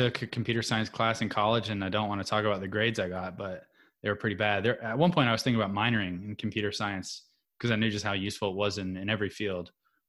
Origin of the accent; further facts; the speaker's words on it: North Carolina, United States; We grew up in North Carolina away from my Cuban relatives in Miami and in the Keys.